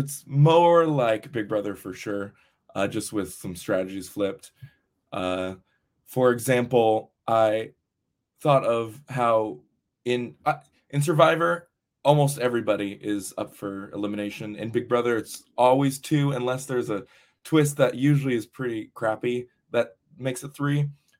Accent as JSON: {"language": "English", "region": "Texas", "country": "United States", "said": "Oh, yes. I was from Texas."}